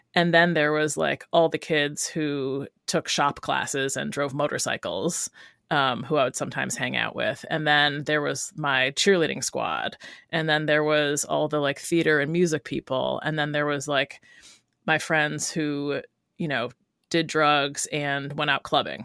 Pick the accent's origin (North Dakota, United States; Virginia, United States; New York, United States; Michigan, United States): New York, United States; Rochester; born or raised there; moved away as an adult; also born or lived in Brooklyn, New York; now in Oakland, United States